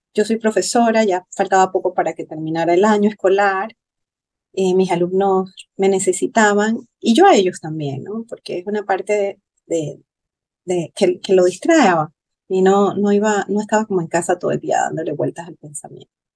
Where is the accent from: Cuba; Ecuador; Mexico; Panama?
Panama; soy de Panamá